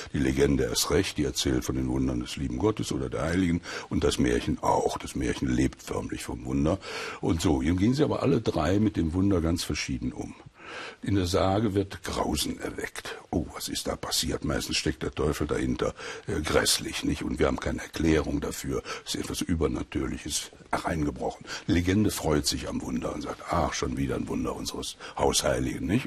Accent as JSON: {"language": "German", "area": "Sauerland", "region": "North Rhine-Westphalia", "country": "Germany", "tie": "born or raised there", "said": "bin im Krieg im Sauerland aufgewachsen bei meiner Großmutter"}